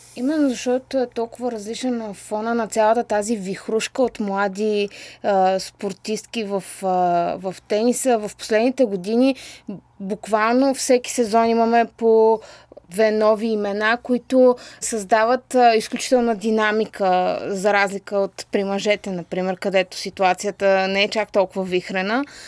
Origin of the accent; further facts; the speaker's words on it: Bulgaria; аз като българка